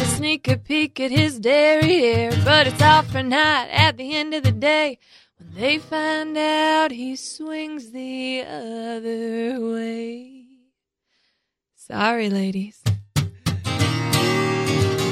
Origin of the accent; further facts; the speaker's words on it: Brentwood, Tennessee, United States; I grew up in the Brentwood-Nolensville area.